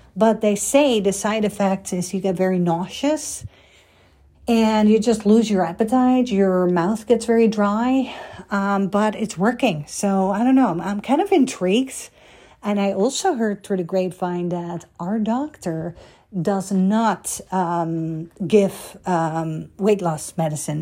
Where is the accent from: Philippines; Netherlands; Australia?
Netherlands; moved away as an adult; now in United States; I came from Holland